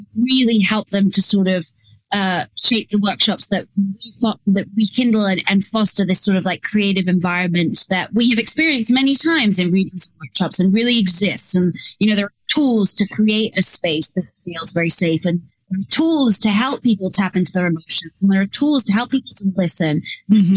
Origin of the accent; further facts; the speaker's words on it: England, United Kingdom; moved away; I grew up in England